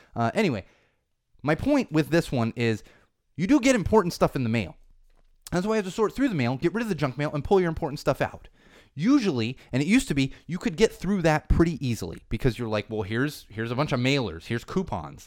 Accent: San Diego, California, United States; born or raised there; now in Los Angeles, United States

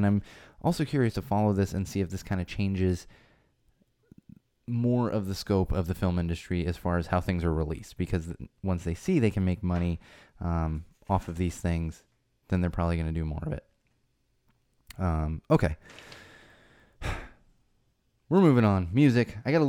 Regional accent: Florida, United States; born there; I was born in Florida.

